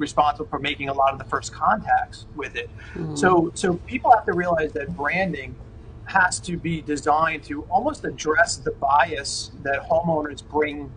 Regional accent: Jersey Shore, New Jersey, United States; We grew up on the Jersey Shore

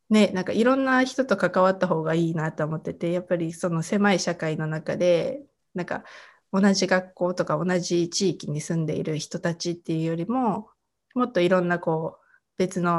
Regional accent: Kobe, Hyogo, Japan; 私神戸です。あ、お都会だ。 神戸の田舎の方で

